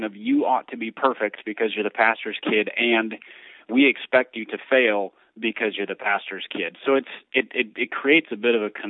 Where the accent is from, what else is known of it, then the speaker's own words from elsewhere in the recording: Minneapolis, Minnesota, United States; so I grew up in downtown Minneapolis, just a few blocks from the Metrodome where the Twins played.